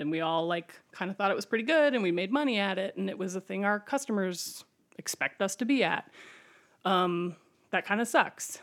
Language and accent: English; Ohio, United States; moved away as an adult; now in Chicago, United States; I moved here 'cause I'm from Ohio